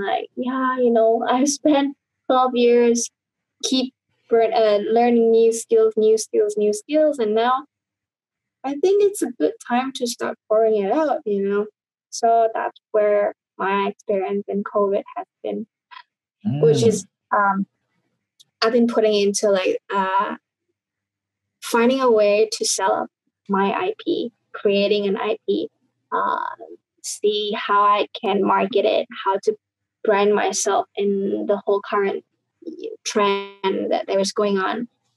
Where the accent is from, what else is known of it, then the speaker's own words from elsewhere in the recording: Indonesia; I grew up in Indonesia